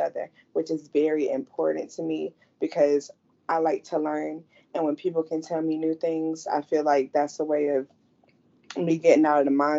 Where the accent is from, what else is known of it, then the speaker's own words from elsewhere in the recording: Triad area of North Carolina, United States; I'm hailing from the Triad area of North Carolina